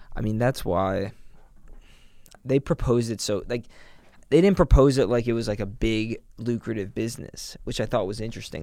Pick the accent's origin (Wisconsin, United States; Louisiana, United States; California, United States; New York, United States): New York, United States; New York City; now in Boston, United States; I grew up in New York City